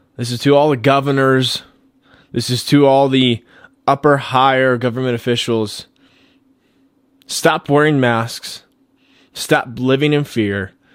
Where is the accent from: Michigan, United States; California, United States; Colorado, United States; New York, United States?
Colorado, United States; back here into my home state, Colorado